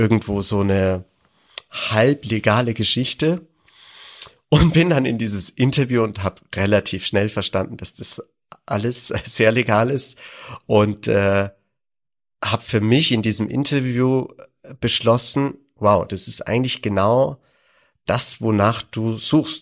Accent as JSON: {"language": "German", "town": "Landsberg am Lech", "region": "Bavaria", "country": "Germany", "tie": "born or raised there", "said": "Ich bin geboren in Landsberg am Lech und bin äh, in als Restaurant oder Gastronomiekind aufgewachsen"}